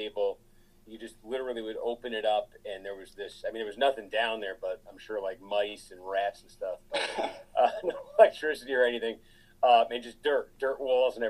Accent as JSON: {"language": "English", "town": "Groton", "region": "Massachusetts", "country": "United States", "tie": "born or raised there"}